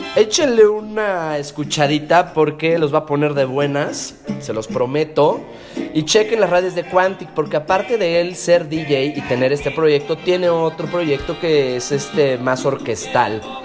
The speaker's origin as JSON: {"language": "Spanish", "country": "Mexico", "tie": "born or raised there", "also_born_or_lived": "Barranquilla, Colombia", "said": "Yo nací en Barranquilla, Colombia. Pero desde muy chico me vine a México, desde los tres"}